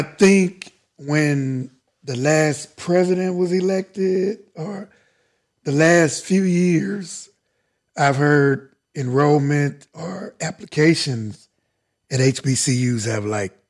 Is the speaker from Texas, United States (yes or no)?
yes; Dallas, Texas, United States; I grew up in Fair Park, South Dallas.